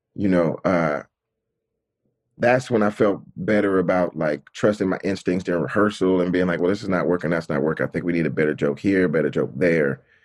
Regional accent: Atlanta, Georgia, United States; moved away; I grew up in Atlanta, which is, like, majority black

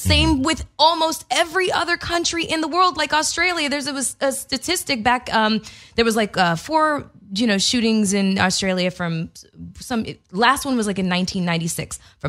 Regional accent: Canada; now in Los Angeles, United States; I'm Canadian

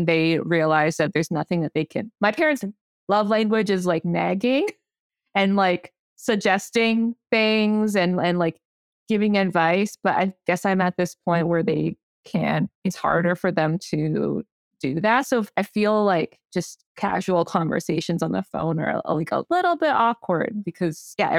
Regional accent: East York, Ontario, Canada; I grew up in East York, which is a big immigrant community there. I went to school there. So all my classmates were immigrant kids as well.

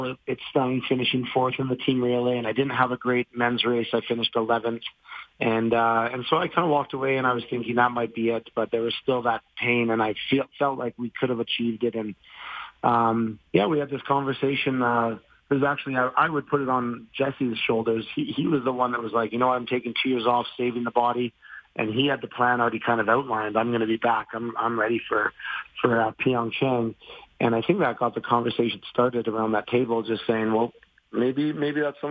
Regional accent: Calgary, Alberta, Canada; Calgary's my hometown

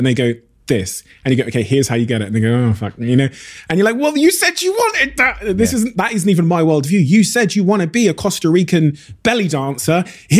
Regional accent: Plymouth, South West England, United Kingdom; I've watched you as a young kid growing up in Plymouth, you know, for many a decade.

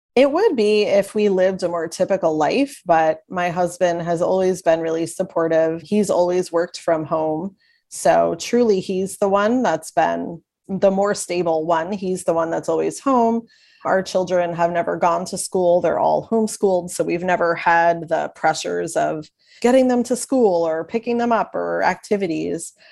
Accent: Long Island, New York, United States; now in Kentucky, United States; I am originally from Long Island, New York, and having lived many other places in between, I'm currently in Kentucky

